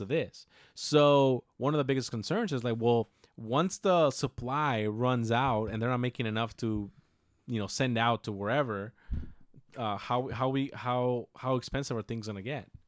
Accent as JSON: {"language": "English", "country": "Mexico", "said": "we're Mexican and we come from a little town"}